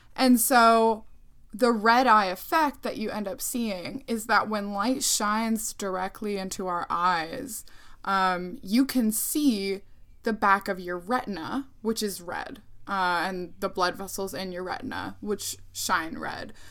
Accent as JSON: {"language": "English", "region": "Ohio", "country": "United States", "tie": "born or raised there", "said": "I didn't grow up in Puerto Rico. I grew up in the United States. I grew up in Ohio"}